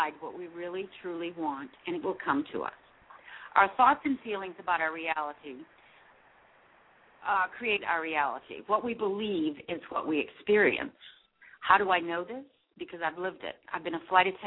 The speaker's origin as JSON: {"language": "English", "town": "Westport", "region": "Massachusetts", "country": "United States", "tie": "born or raised there", "moved": "as an adult", "said": "I left my hometown of Westport, Massachusetts, for a life as a stewardess with United Airlines"}